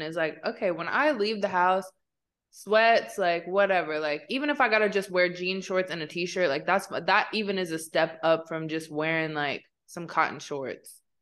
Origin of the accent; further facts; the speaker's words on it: Midwest, United States; also born or lived in Kansas City; growing up in the Midwest, where it's like, we didn't grow up with access to a lot of things